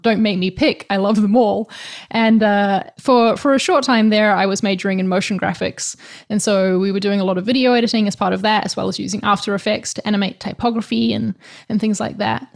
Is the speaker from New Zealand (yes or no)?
yes; New Zealand; now in Spain; I'm from New Zealand, in case you're wondering about the accent, but right now I'm living in Spain